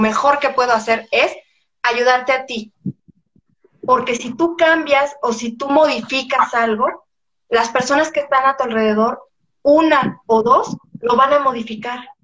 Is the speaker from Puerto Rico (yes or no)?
no; Mexico; en mi país